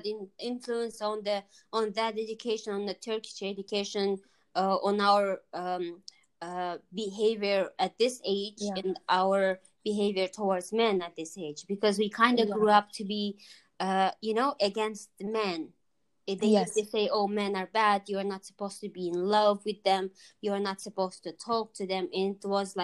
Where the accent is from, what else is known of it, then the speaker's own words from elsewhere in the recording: Kazakhstan; we're both from Kazakhstan